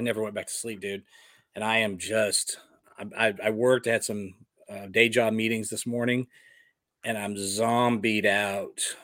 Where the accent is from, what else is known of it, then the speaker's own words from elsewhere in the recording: Dallas, Texas, United States; moved away; also born or lived in Westwood, New Jersey; my hometown of Dallas